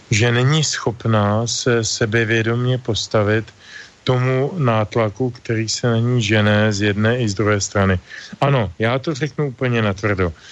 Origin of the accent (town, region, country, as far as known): Czechia